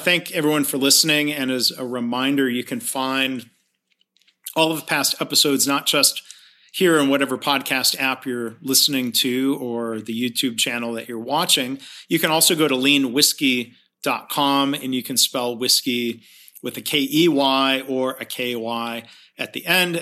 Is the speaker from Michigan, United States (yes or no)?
yes; Michigan, United States; now in San Antonio, United States; my hometown of Lillooney, Michigan